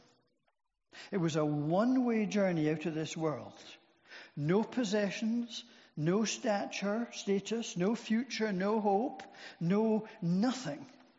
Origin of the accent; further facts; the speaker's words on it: Scotland, United Kingdom; When I was a child growing up in Scotland